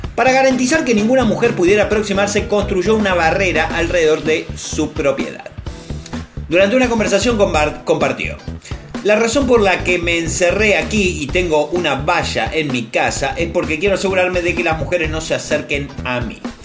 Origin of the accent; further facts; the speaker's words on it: Argentina; mi experiencia como niño, como argentino